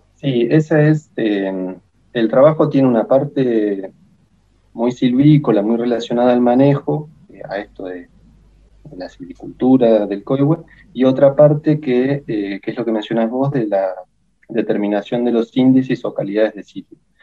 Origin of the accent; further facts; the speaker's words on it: El Bolsón, Río Negro, Argentina; also born or lived in La Plata; yo soy nacido en el Bolsón, en la provincia de Río Negro. Eh, viví acá toda mi vida hasta que a los 17, 18 me fui para La Plata a estudiar.